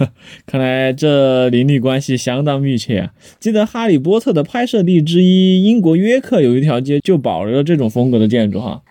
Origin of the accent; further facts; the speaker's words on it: Chengdu, Sichuan, China; 咱们成都人